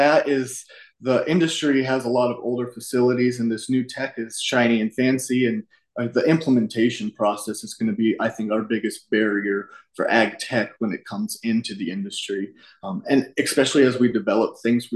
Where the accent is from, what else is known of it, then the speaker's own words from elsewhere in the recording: Colorado, United States; I'm from Colorado